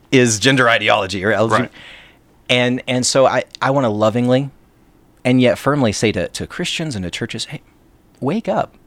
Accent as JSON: {"language": "English", "town": "Sod", "region": "West Virginia", "country": "United States", "tie": "born or raised there", "moved": "as an adult", "lives_now": "Morgantown, United States", "said": "I'm, I'm from Lincoln County, West Virginia, born and raised"}